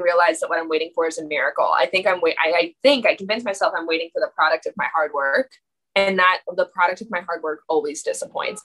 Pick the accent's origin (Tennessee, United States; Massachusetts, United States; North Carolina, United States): Massachusetts, United States; also born or lived in New York; I grew up here in Massachusetts